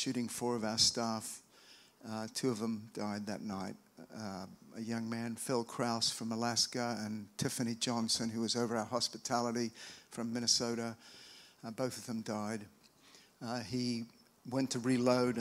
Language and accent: English; Australia; now in United States; I'm from Australia, but I've lived over here for a long time.